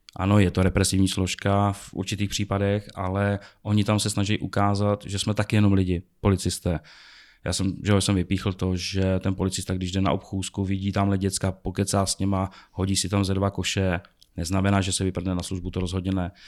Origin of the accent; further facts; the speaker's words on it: Prague, Czechia; jsem prostě z Česka, z Prahy.